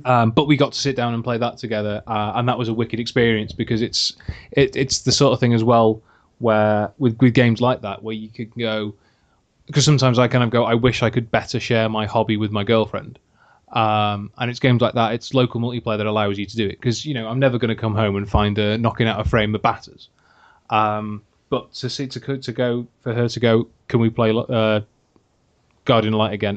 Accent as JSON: {"language": "English", "region": "Wales", "country": "United Kingdom", "said": "I'm in Wales, yeah, I live in Wales. I am Welsh"}